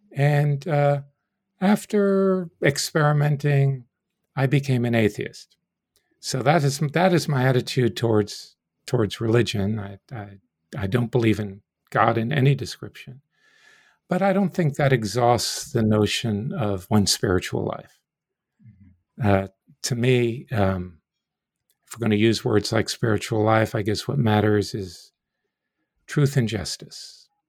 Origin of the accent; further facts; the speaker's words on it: New York City, New York, United States; born there; also born or lived in South; Well, I was born in New York City of a Jewish mother and a Gentile father.